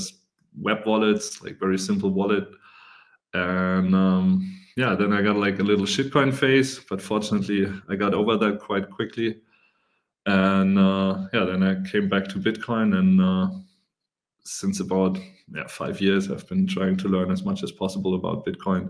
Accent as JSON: {"language": "English", "country": "Germany", "said": "I'm from Germany"}